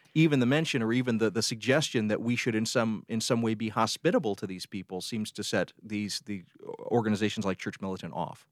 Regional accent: the South, United States; moved away; also born or lived in South Side of Chicago; growing up in the South

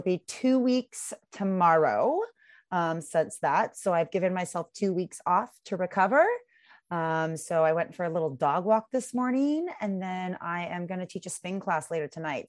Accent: Seattle, Washington, United States; moved away as an adult; also born or lived in Vancouver area, Canada; now in Vancouver, Canada; I'm originally from Seattle, and I moved up to Canada about four years ago

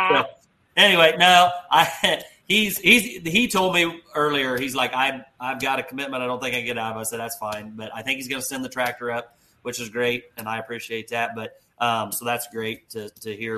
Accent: Hopkins, Missouri, United States; my hometown of Hopkins, Missouri, which is right across the line

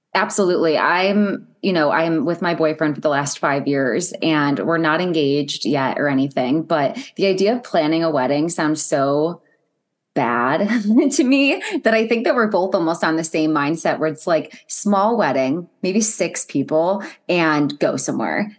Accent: Ohio, United States; I'm from Ohio

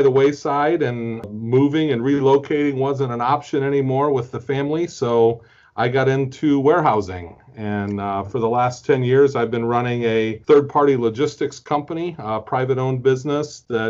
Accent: Fort Wayne, Indiana, United States; also born or lived in Marietta, Georgia; now in Indianapolis, United States; I grew up in Fort Wayne, Indiana, which is just a little bit north of Indianapolis

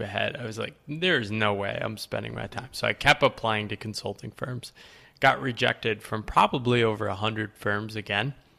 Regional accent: Connecticut, United States; So I was born in Connecticut. Uh, the woodsy part of Connecticut. So, kinda grew up small town

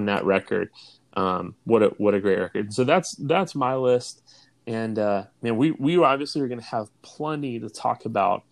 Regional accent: Florida, United States; you and I are both native-born Floridians

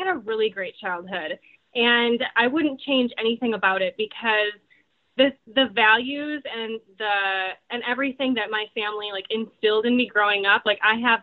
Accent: Portage, Wisconsin, United States; accent: Midwestern; I grew up in Wisconsin, so we're the dairy state

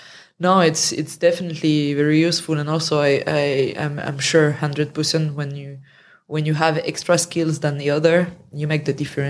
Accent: France; accent: French; My French accent.

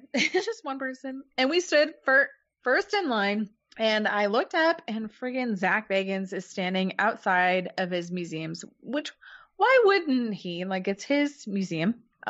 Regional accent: Kansas City, United States; we're from Kansas City.

